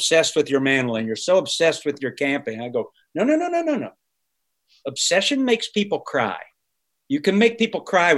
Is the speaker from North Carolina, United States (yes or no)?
yes; Charlotte, North Carolina, United States; moved away; I grew up in Charlotte, North Carolina